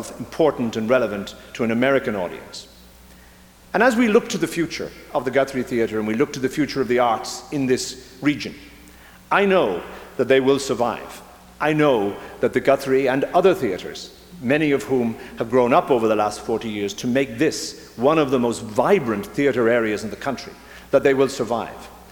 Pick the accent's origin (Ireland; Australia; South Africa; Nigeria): Ireland; moved away as an adult; now in Minnesota, United States; I come from Ireland, where theatre and politics have always been intertwined